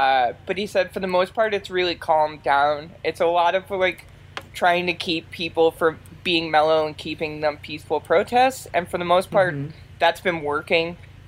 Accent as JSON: {"language": "English", "town": "Baltimore", "region": "Maryland", "country": "United States", "moved": "yes", "said": "Linus is from Baltimore, like me. We're originally from Baltimore."}